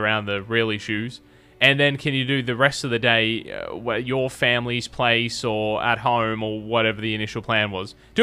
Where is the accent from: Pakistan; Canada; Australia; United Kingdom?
Australia; South Australia; now in Tamworth, Australia; Growing up in South Australia